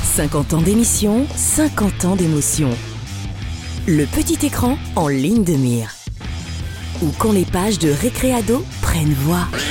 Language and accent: French; Lorraine, Grand Est, France; moved away; also born or lived in Paris; Je suis Lorraine, mon père est ingénieur.